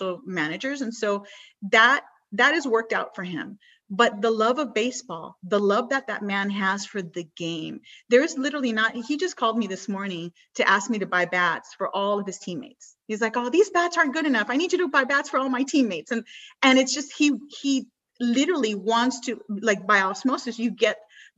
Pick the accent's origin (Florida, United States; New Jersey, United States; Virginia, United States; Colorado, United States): Florida, United States; Miami; also born or lived in Cuba; I was born in Miami, my parents were from Cuba